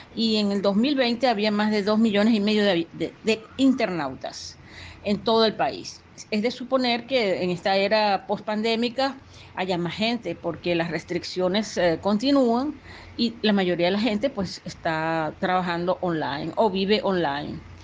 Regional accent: Venezuela; moved away; yo soy venezolana

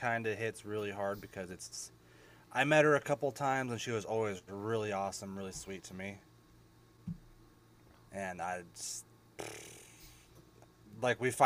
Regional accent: Eastern Oregon, United States; I grew up in Eastern Oregon

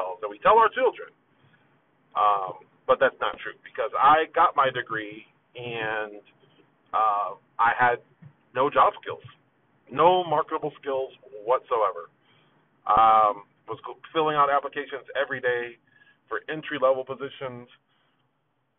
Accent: Phoenix, Arizona, United States; also born or lived in New Haven, Connecticut; I grew up on the west side of Phoenix

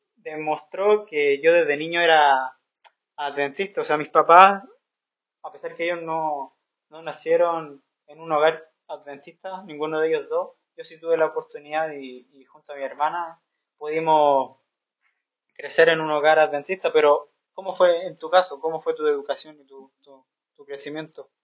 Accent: Santiago, Santiago Metropolitan Region, Chile; moved away as an adult; also born or lived in Curicó, Chile / Belize / Philippines / Peru; now in Africa; yo nací en una ciudad llamada Curico, pero me, me crié en la ciudad de, de Santiago

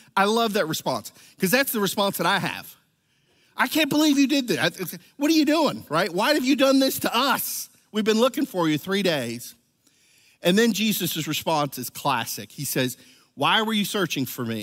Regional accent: Venezuela; moved away; I was from Venezuela, I was actually baptized as a Catholic

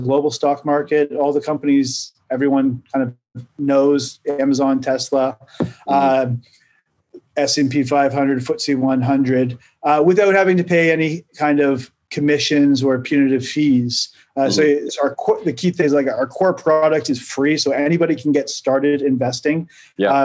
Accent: Oakville, Ontario, Canada; moved away as an adult; also born or lived in Shanghai; now in United Kingdom; I'm from Canada, from Oakville. We grew up in the same place we just discovered, which is kind of crazy. spent my first like 18 years of life in the suburbs of Toronto

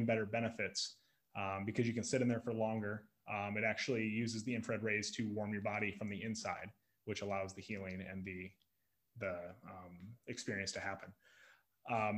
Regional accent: Sioux Falls, South Dakota, United States; also born or lived in Lincoln, Nebraska; now in Omaha, United States; I'm from Sioux Falls

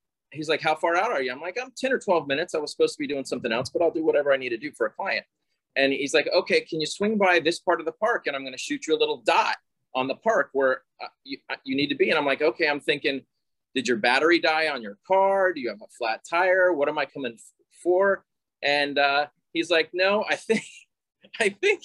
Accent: Palm Beach County, Florida, United States; Palm Beach County has been my hometown. We're fifth generation out

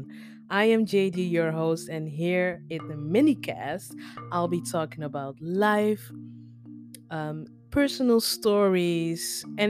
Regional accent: Netherlands; accent: basic English mixed with US English; English is a second language; also born or lived in Nigeria; now that I've lived in the Netherlands all my life, you can practically call me Dutch.

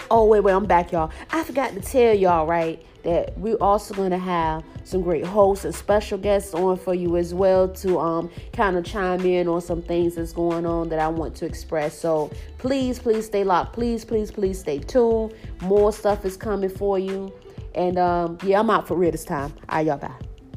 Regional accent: Norfolk, Virginia, United States; moved away as an adult; now in Charlotte, United States; I am from Norfolk, Virginia, seven cities

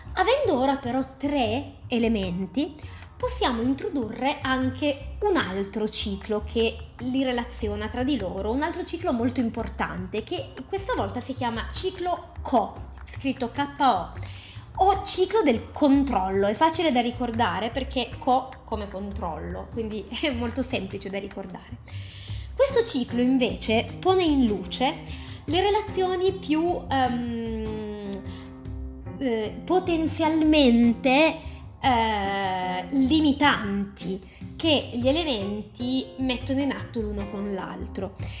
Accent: Turin, Piedmont, Italy; sono di Torino

